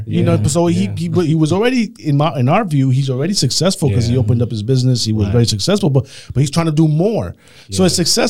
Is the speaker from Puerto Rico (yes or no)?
yes; Puerto Rico; moved away; Me coming from, I come from Puerto Rico, where it's considered an area in Puerto Rico was considered the slum area of Puerto Rico.